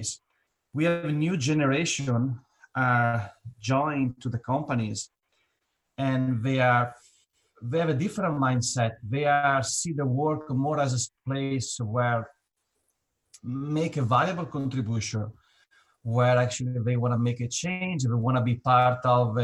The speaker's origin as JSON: {"language": "English", "country": "Italy", "tie": "born or raised there", "moved": "as an adult", "lives_now": "New York, United States", "said": "I'm Italian. I grew up in Italy, and now I'm living in the United States, New York."}